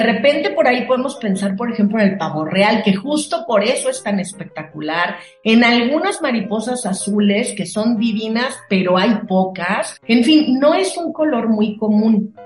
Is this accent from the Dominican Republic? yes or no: no; Mexico; nosotros como mexicanos